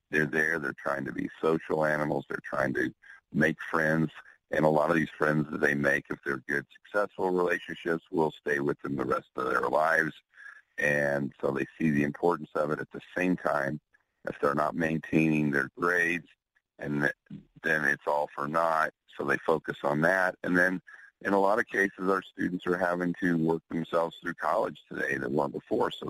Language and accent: English; Oklahoma City, Oklahoma, United States; also born or lived in Houston; now in Austin, United States; I don't I don't live in Houston anymore, and we're in Austin, or I'm from Oklahoma City, and they won't you know, write me the script here because I'm here in Texas.